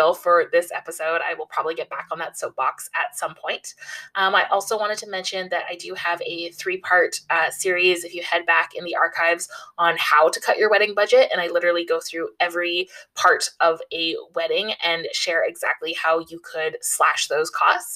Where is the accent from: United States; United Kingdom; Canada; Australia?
Canada; I am Canadian, living in a major city in Canada